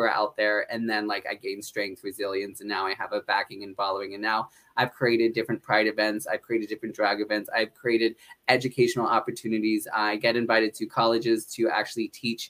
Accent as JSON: {"language": "English", "region": "northeastern Pennsylvania", "country": "United States", "tie": "born or raised there", "also_born_or_lived": "Honolulu, Hawaii", "said": "I grew up in northeastern Pennsylvania"}